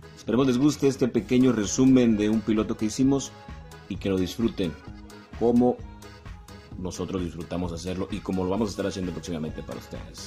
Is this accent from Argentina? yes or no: no; Mexico; cómo somos los mexicanos